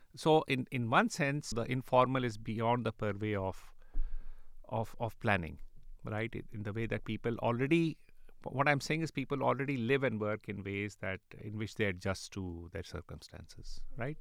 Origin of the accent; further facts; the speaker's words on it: Karachi, Sindh, Pakistan; moved away; I grew up in Karachi